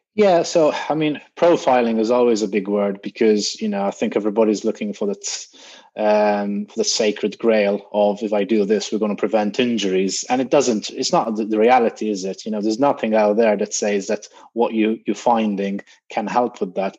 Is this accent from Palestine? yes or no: no; Malta; moved away as an adult; also born or lived in Greece; now in United Kingdom; graduated in Malta, that was my home country